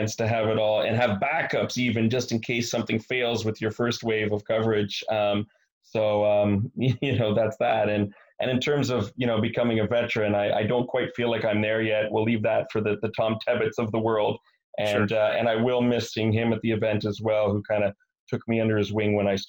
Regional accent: Montreal, Quebec, Canada; being from Montreal

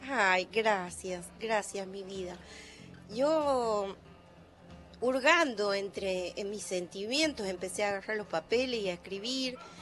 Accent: Ojo de Agua, Santiago del Estero, Argentina; yo nací en Ojo de Agua, en calle de tierra

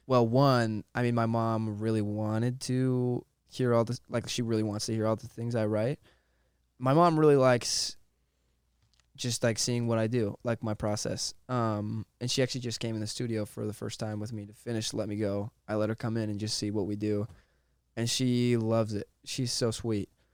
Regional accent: Monroe, Washington, United States; I grew up in Monroe, Washington

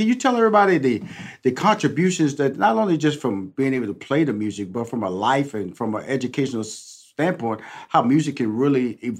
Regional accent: Houston, Texas, United States; I'm from Houston.

